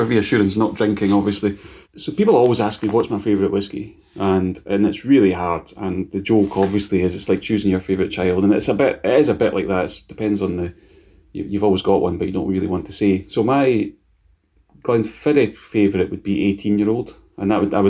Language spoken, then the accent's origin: English; Scotland, United Kingdom; I'm Scottish